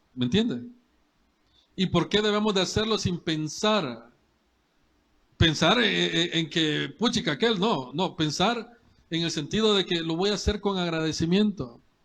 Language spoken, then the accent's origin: Spanish; El Salvador; como cualquier salvadoreño